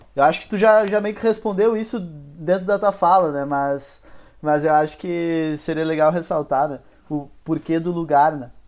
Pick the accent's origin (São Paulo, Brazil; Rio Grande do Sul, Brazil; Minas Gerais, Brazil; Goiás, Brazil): Rio Grande do Sul, Brazil; Porto Alegre; also born or lived in Ipê, Rio Grande do Sul; o bairro que eu morei mais tempo aqui em Porto Alegre foi a Vila Nova.